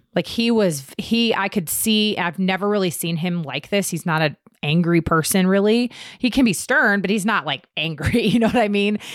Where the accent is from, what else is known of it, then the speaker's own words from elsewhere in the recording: Virginia, United States; now in North Carolina, United States; I'm originally from Virginia, not Lynchburg though.